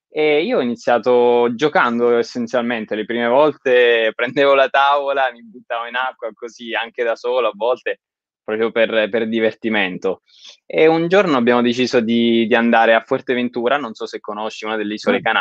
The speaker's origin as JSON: {"language": "Italian", "town": "Pescara", "region": "Abruzzo", "country": "Italy", "said": "Allora, io sono originario di Pescara e la mia famiglia è di Pescara"}